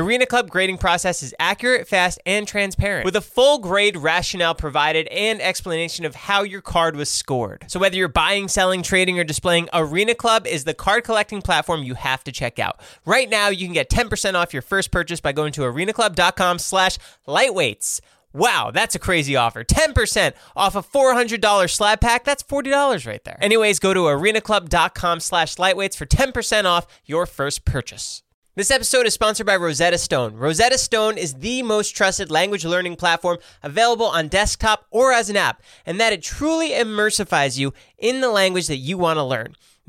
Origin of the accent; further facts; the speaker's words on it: New Jersey, United States; I'm from New Jersey.